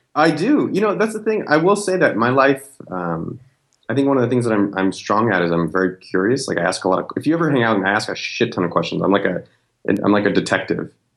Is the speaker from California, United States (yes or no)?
yes; Silicon Valley, California, United States; now in Austin, United States; I'm from Silicon Valley. I grew up two miles from Apple